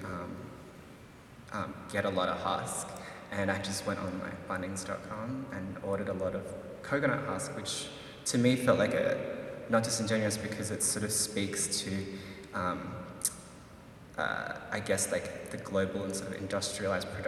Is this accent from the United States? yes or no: no; Philippines; me being Filipino